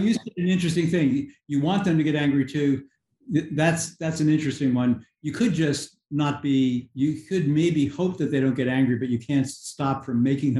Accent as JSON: {"language": "English", "region": "New York", "country": "United States", "tie": "born or raised there", "said": "where I grew up outside of New York City, my neighborhood had Italian Catholics, Irish Catholics, nearby were Black people, and there were some Jewish people."}